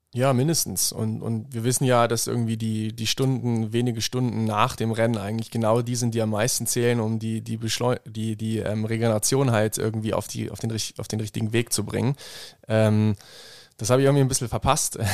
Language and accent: German; Bad Lauterberg im Harz, Lower Saxony, Germany; moved away as an adult; now in Innsbruck, Austria; aus meiner Heimat, Bad Lauterberg im Harz